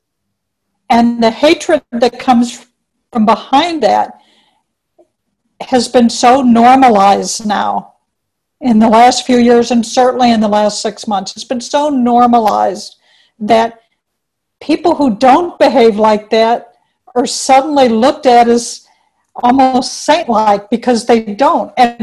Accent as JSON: {"language": "English", "town": "St. Louis", "region": "Missouri", "country": "United States", "moved": "yes", "lives_now": "Chicago, United States", "said": "I'm from St. Louis"}